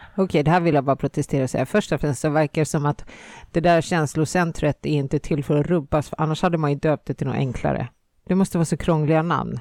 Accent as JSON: {"language": "Swedish", "country": "Finland", "moved": "yes", "said": "jag är från Finland"}